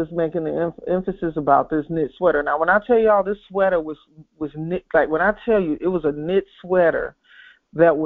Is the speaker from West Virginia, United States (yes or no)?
no; Chicago, Illinois, United States; I grew up in Chicago